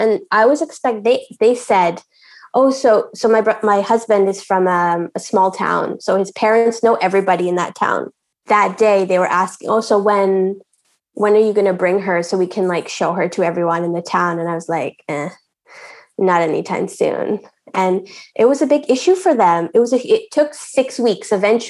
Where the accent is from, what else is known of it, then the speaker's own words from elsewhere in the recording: India; I don't know if you can tell by my name, but I'm Indian.